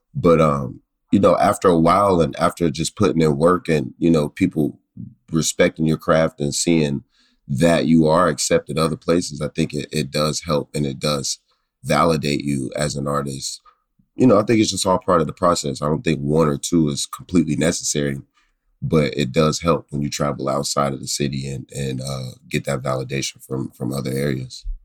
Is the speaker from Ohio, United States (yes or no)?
no; Pittsburgh, Pennsylvania, United States; growing up in Pittsburgh